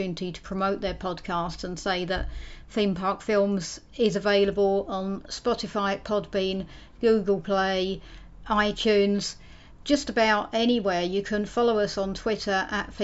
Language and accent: English; London, United Kingdom; I'm from London